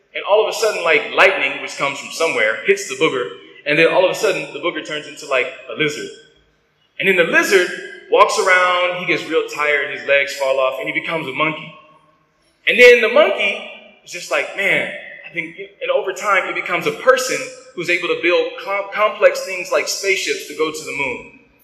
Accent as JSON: {"language": "English", "country": "United States", "said": "I'm I'm an American."}